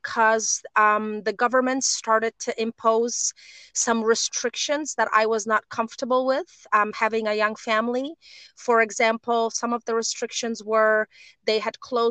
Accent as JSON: {"language": "English", "town": "Warsaw", "region": "Masovian Voivodeship", "country": "Poland", "tie": "born or raised there", "also_born_or_lived": "Uzbekistan / China / Konstancin", "moved": "as an adult", "said": "I am a woman from Poland, born and raised in Warsaw"}